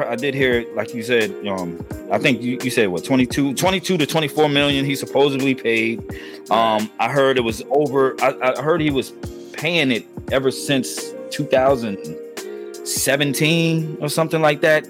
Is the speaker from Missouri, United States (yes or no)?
no; New Jersey, United States; my home state of New Jersey